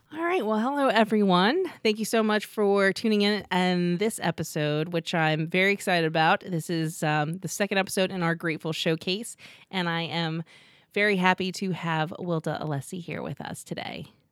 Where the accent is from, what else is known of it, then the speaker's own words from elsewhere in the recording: Los Angeles, California, United States; moved away as an adult; now in York, United States; I grew up in Los Angeles. I know Los Angeles.